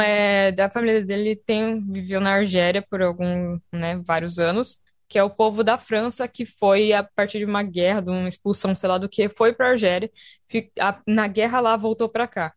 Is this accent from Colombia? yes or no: no; Brazil; moved away; eu sou brasileira